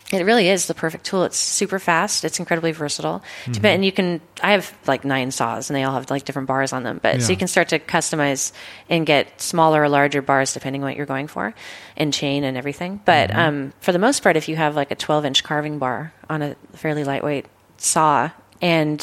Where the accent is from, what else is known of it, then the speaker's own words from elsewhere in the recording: Philomath, Oregon, United States; also born or lived in Kings Valley, Oregon; I grew up, you know, in Kings Valley, which is mm-hmm. a ghost town now. But then I went to school in Philomath, Oregon